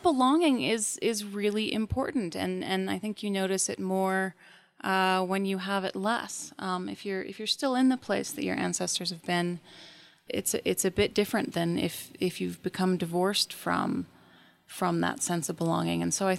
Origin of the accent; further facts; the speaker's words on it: Taos, New Mexico, United States; I did, born and raised.